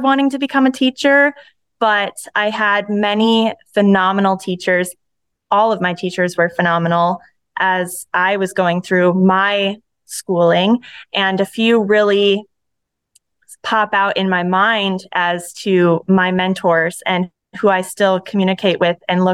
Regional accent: Holland, Michigan, United States; moved away as an adult; also born or lived in Phoenix, Arizona; now in Arizona, United States; I grew up, born and raised in West Michigan, the town of Holland

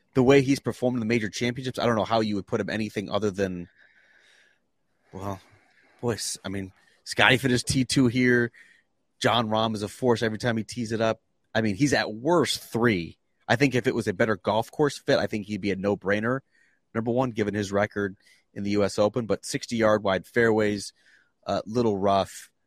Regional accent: Canandaigua, New York, United States; born or raised there; moved away

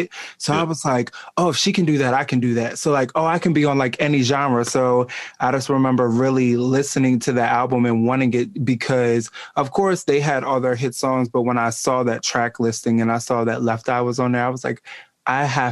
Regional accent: Eastern Shore, Maryland, United States; now in Baltimore, United States; I was born on the Eastern Shore and like that's where I was raised

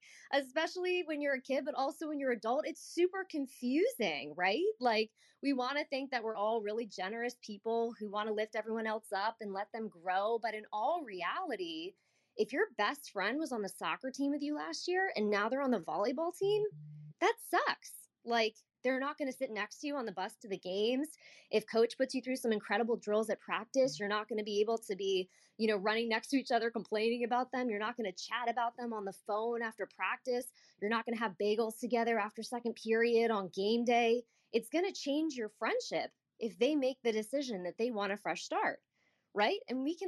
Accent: United States; I grew up outside the Washington, D.C. area

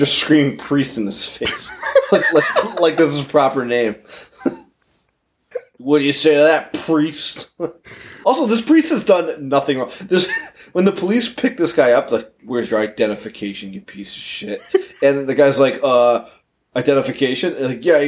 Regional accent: United States; as an American

